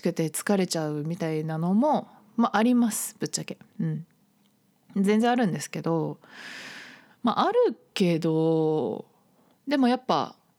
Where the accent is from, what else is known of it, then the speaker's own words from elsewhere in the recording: Shizuoka, Japan; moved away as an adult; also born or lived in Saitama; now in Tokyo, Japan; 地元静岡なんですけど